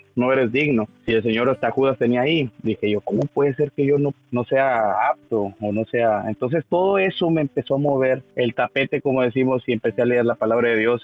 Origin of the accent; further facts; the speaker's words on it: Guardados de Abajo, Tamaulipas, Mexico; moved away as an adult; also born or lived in Miguel Alemán, Tamaulipas; now in Mission, Texas, United States; yo soy originario de Tamaulipas, del norte de Tamaulipas, de, un pueblo que, que, se llama Guardados de Abajo, Tamaulipas